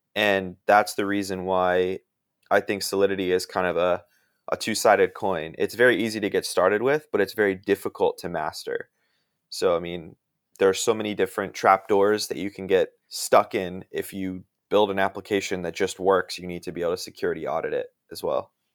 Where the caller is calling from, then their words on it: Washington, District of Columbia, United States; I'm calling in from the Washington, D C area.